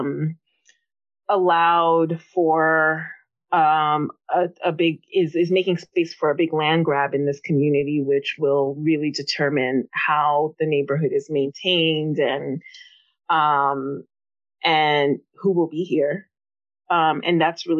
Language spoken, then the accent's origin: English; New York City, New York, United States; also born or lived in Bed-Stuy, Brooklyn; I grew up in Queens